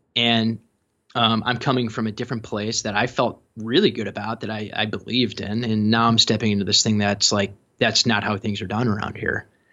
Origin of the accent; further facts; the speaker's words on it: Chicago, Illinois, United States; growing up in Chicago